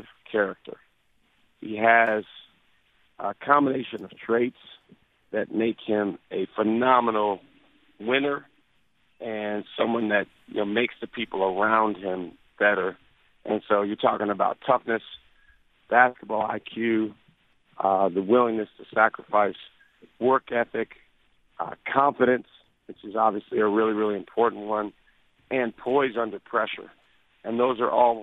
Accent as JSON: {"language": "English", "town": "Madison", "region": "Wisconsin", "country": "United States", "said": "I'm from the Madison area"}